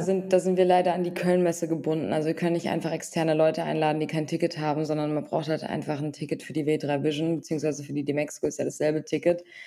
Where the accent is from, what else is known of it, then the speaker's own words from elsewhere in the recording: Frankfurt, Hesse, Germany; Wir kommen auch noch beide aus Frankfurt